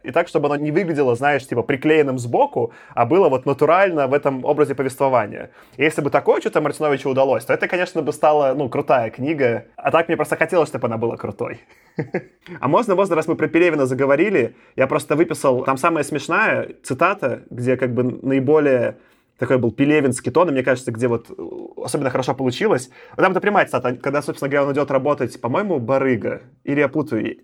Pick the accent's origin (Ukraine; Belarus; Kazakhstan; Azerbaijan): Belarus; now in Moscow, Russia; я сам из, Беларуси родился